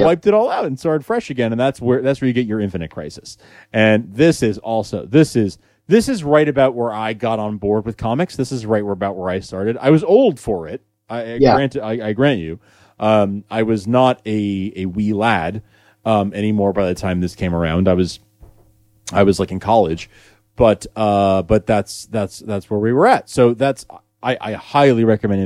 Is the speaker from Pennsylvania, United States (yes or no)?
no; New York, United States; I'm a New Yorker